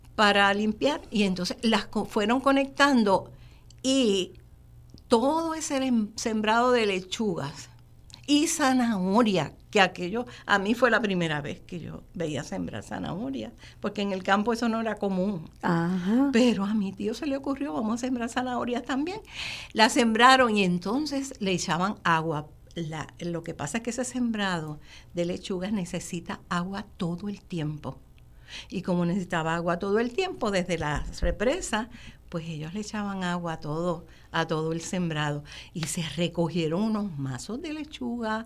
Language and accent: Spanish; Gurabo, Puerto Rico; also born or lived in Río Piedras; en esa finca fue que yo nací, fue que me crié